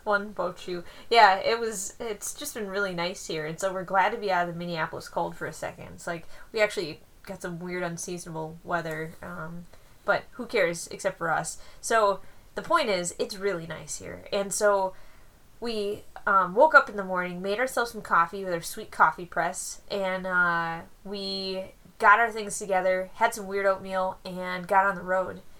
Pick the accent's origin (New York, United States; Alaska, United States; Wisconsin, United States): Wisconsin, United States; accent: Wisconsin; my Wisconsin accent